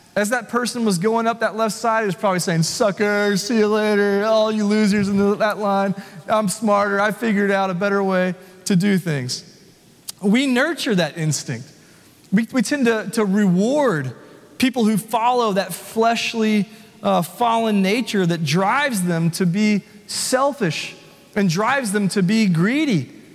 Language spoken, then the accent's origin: English; Nashville, Tennessee, United States; also born or lived in Franklin, Tennessee; I was born and raised here in Nashville.